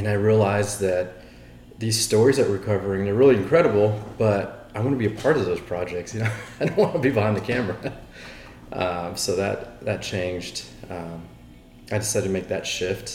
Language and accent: English; Austin, Texas, United States; also born or lived in San Francisco; Born and raised here in Austin